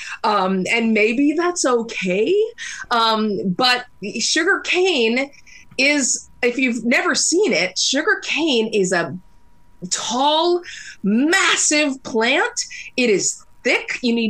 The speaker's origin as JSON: {"language": "English", "country": "United States"}